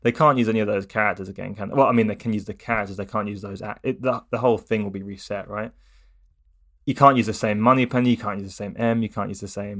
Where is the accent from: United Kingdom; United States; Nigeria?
United Kingdom; Watford, East of England; born there; I was born in Watford and I lived there for a very short period of time. But I spent most of my time not living in Watford, actually.